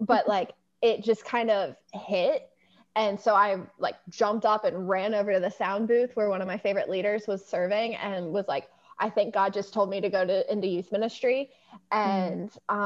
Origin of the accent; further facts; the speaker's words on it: Eastern Shore of Maryland, United States; I grew up on the Eastern Shore of Maryland